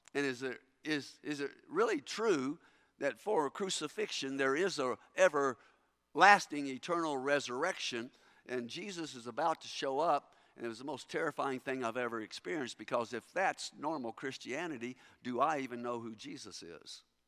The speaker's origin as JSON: {"language": "English", "region": "Kentucky", "country": "United States", "tie": "born or raised there", "moved": "yes", "said": "growing up in Kentucky"}